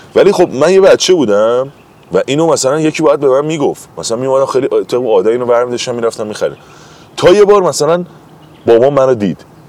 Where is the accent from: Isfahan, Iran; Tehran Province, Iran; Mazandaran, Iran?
Tehran Province, Iran; Tehran; کل زندگیمو پایین شهر تهران زندگی کردم بالا شهر نبودم مثلا همش منطقه شرق و جنوب و اینا زندگی کردم و اینا اصلا بچه اونجا هم خودم اصلا بیمارستان مهدیه تو شوش به دنیا اومدم